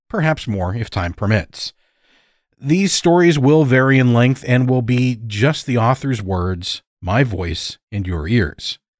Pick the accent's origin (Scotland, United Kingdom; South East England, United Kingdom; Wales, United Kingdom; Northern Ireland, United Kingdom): Wales, United Kingdom; I'm a storyteller from Wales in the UK.